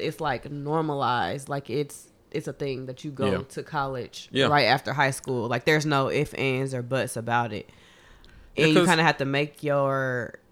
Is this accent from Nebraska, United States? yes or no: yes; Omaha, Nebraska, United States; moved away; I came from Omaha though, Nebraska.